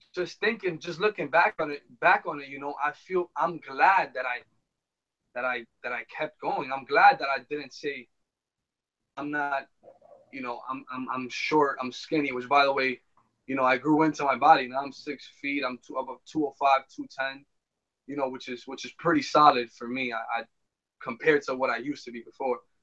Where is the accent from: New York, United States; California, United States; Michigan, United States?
New York, United States; New York City; we were born and raised here in New York City.